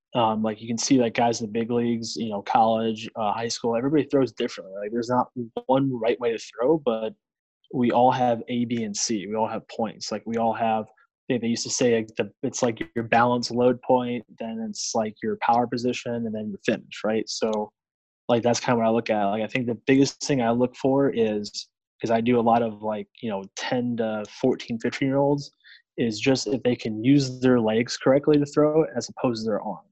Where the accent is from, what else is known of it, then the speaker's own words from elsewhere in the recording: Grafton, Wisconsin, United States; also born or lived in Southern Mississippi; being a kid from Wisconsin back in the day